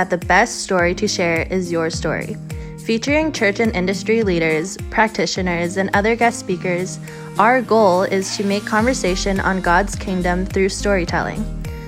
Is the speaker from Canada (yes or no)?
yes; Canada; I was born and raised in Canada